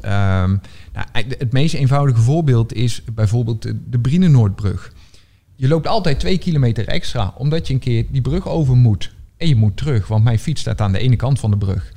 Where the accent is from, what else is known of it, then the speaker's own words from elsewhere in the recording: North Brabant, Netherlands; moved away as an adult; now in Rotterdam, Netherlands; ik ben geen Rotterdammer. Eh, ik, ik kom uit Brabant oorspronkelijk. Ik woon hier bijna tien jaar.